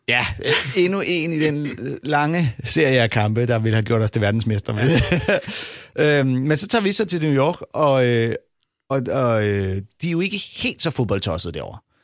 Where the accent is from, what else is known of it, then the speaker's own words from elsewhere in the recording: Denmark; vi er fra Danmark